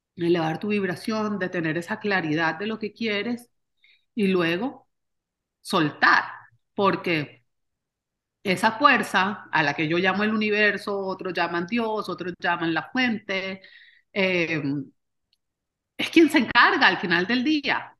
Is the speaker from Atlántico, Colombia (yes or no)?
yes; Barranquilla, Atlántico, Colombia; moved away as an adult; also born or lived in Austin, Texas; now in United States; yo soy colombiana, nacida y criada en Barranquilla